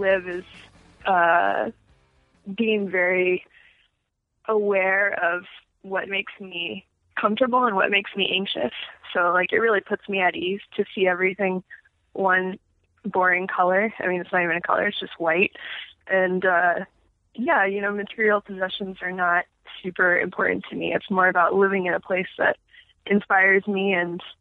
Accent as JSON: {"language": "English", "town": "Phoenix", "region": "Arizona", "country": "United States", "tie": "born or raised there", "said": "I grew up in Phoenix"}